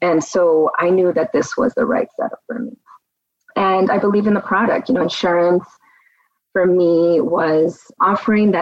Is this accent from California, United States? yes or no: yes; Glendale, California, United States; also born or lived in Hollywood, California / Downey, California / Las Vegas, Nevada / North Hollywood, California; we were raised in Glendale